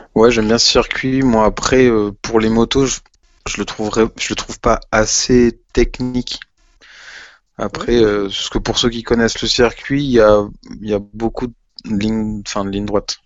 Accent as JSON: {"language": "French", "country": "France", "said": "on est français, qu'on aime notre pays"}